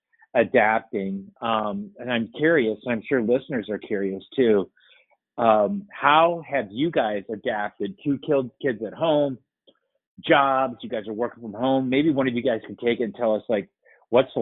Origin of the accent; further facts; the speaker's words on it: Winona, Minnesota, United States; Winona is my hometown